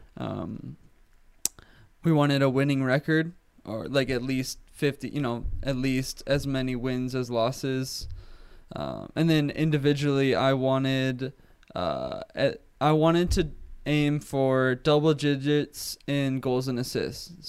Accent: Oceanside, California, United States; born and raised in Oceanside, California

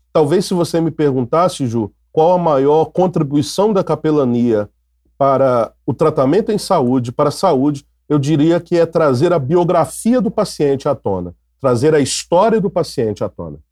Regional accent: Minas Gerais, Brazil; moved away as an adult; now in Rio de Janeiro, Brazil; sou mineiro, é, mineiroca, né? Mineiro, mas que moro no Rio há 22 anos

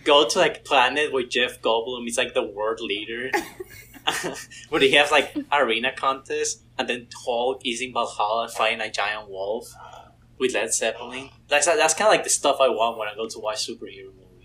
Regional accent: Mexico; moved away; I'm originally from Mexico.

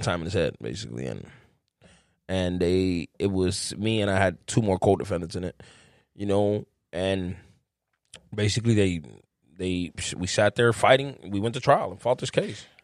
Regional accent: Chicago, Illinois, United States; I grew up in Humble Park, man, my whole my life

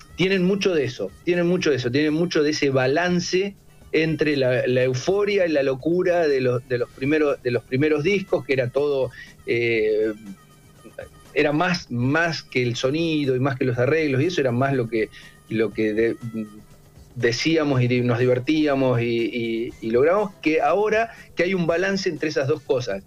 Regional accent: Olavarría, Buenos Aires Province, Argentina; also born or lived in Tandil; now in Buenos Aires, Argentina; mi hermano y yo somos de Olavarría

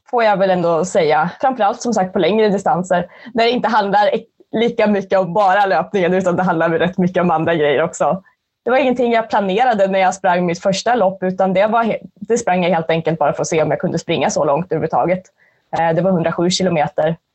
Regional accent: Gävleborg County, Sweden; also born or lived in Skåne; Nej, jag är från

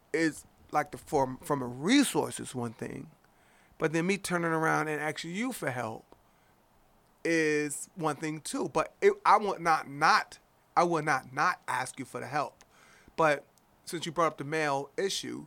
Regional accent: Cleveland, Ohio, United States; growing up in Cleveland, yo, food stamps

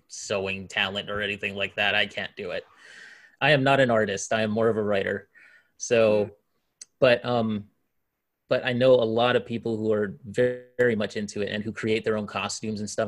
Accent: Hawaii, United States; moved away as an adult; I come from Hawaii, of course, and uh, I lived there for most of my life um, up until last year, actually

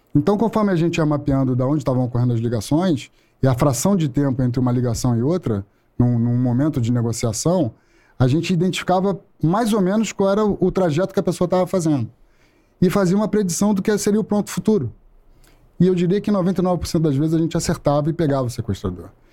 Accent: Rio de Janeiro, Brazil; Sou do Rio de Janeiro, é nascido e criado no Meier e logo em seguida para Tijuca

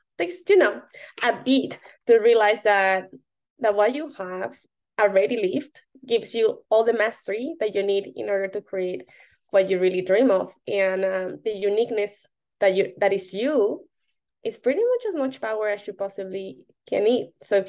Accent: Mexico City, Mexico; So I'm from Mexico City, and one of the categories was on the Mexico City and the history.

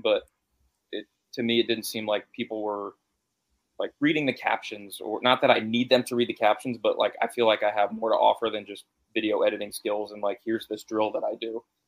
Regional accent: Connecticut, United States

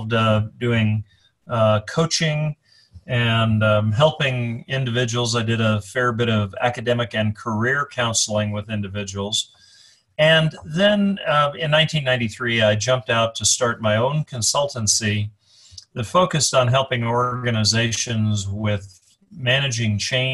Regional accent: Colorado, United States; moved away; also born or lived in Chicago; I was born and raised in Colorado. I live in Colorado now

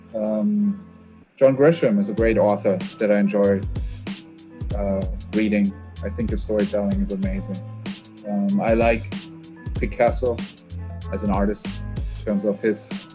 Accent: South Africa; moved away; also born or lived in Germany / United States; I grew up in South Africa, or yeah. when I was a teenager there

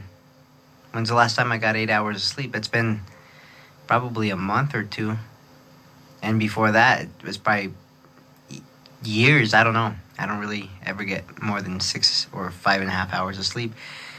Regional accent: Gallup, New Mexico, United States; Nobody could pronounce …, where I'm from, Gallup, New Mexico. You know, New Mexico's the state, but doesn't mean we're from Mexico. And this town does have a lot of Mexicans in it

